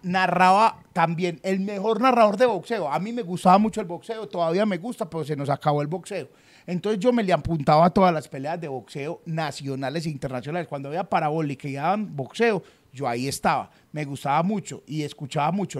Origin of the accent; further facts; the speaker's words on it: Colombia; somos colombianos.